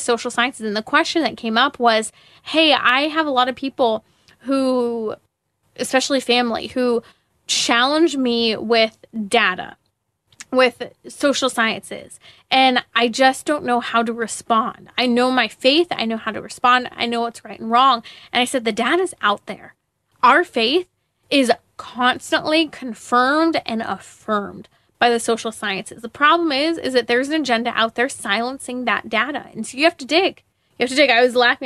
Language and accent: English; Inland Empire, Southern California, United States; moved away; I grew up in the Inland Empire in Southern California